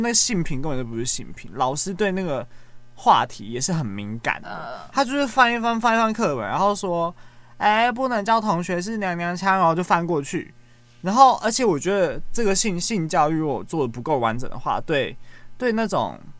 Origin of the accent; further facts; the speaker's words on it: Xinying, Tainan, Taiwan; 但是当我回去我老家的时候，回去新营的时候，我就发现，哎、欸，原来年长一辈的人，他们的想法还是停留在。